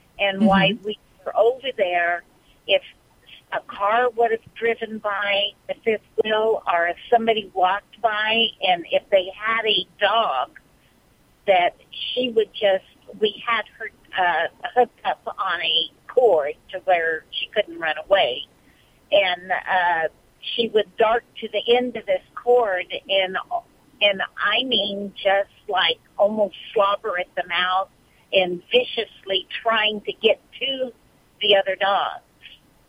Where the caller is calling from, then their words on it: Bakersfield, California, United States; Bakersfield, California.